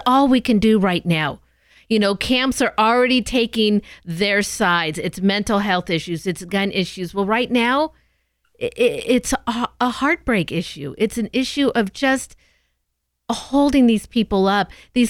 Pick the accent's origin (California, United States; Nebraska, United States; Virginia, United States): California, United States; San Diego; You know, Scott, you and I, we love to take in a Major League Baseball game. We grew up in San Diego.